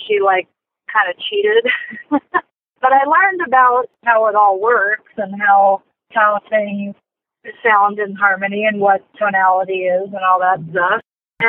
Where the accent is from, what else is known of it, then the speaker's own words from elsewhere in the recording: Los Angeles, California, United States; also born or lived in Pasadena, California; I was born in Los Angeles, a hospital called Cedars of Lebanon